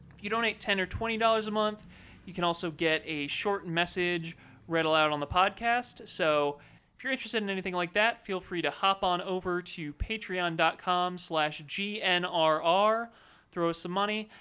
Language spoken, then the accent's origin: English; United States; we're all American